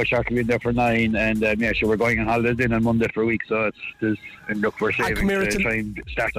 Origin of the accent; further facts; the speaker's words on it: Kerry, Munster, Ireland; moved away; I'm from Kerry originally